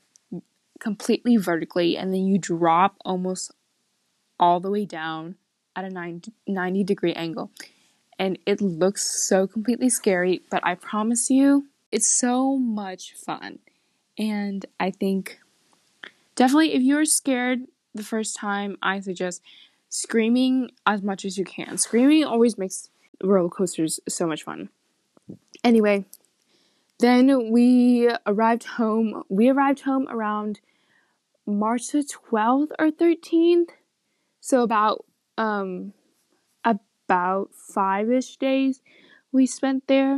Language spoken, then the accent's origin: English; Kansas, United States; I was born in Kansas